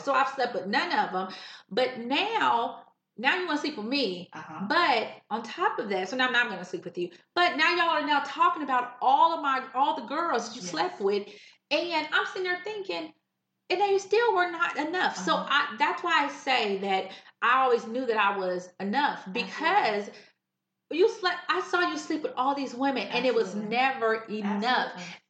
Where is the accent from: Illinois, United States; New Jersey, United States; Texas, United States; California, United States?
California, United States; I came from California. I was so small.